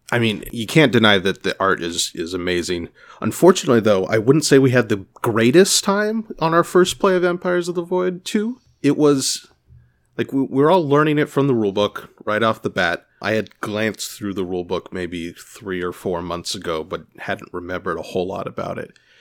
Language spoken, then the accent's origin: English; California, United States; now in Boston, United States; I'm from California